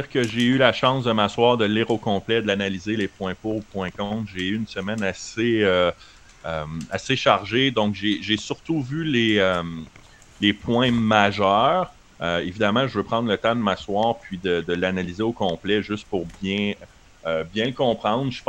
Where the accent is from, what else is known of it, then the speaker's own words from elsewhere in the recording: Winnipeg, Manitoba, Canada; moi je viens de Winnipeg euh, les dernières années